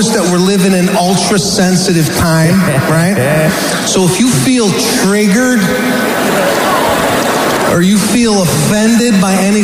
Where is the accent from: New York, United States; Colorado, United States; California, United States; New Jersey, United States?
California, United States; Los Angeles; I'm from Los Angeles